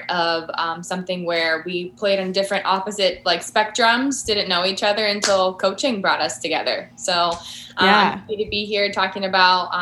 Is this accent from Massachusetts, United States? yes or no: no; California, United States; I'm from California. So I played for SoCal Wicked, SoCal Choppers